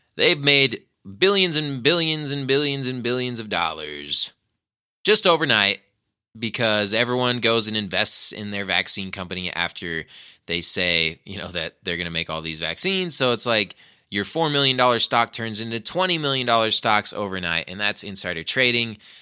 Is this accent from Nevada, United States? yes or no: yes; Nevada, United States; here at my home state